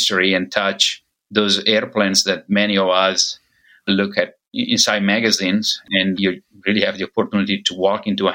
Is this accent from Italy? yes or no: yes; Italy; now in United States; I'm originally from Italy